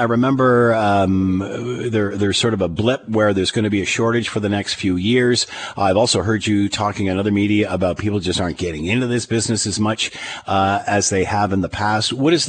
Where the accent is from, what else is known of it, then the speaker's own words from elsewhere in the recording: Markham, Ontario, Canada; out where I grew up near Markham